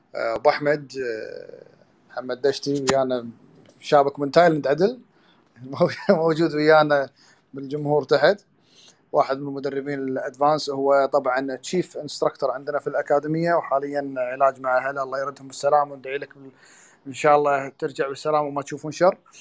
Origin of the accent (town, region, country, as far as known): Kuwait